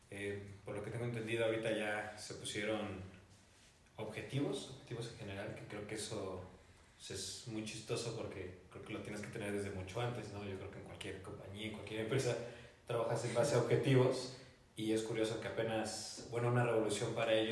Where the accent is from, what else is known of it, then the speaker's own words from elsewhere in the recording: Mexico; como mexicano, un entrenador mexicano